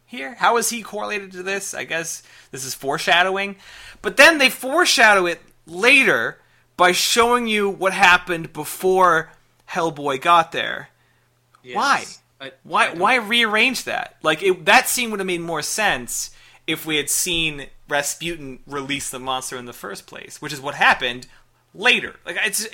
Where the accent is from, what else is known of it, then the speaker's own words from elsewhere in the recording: Chicago, Illinois, United States; I am from Chicago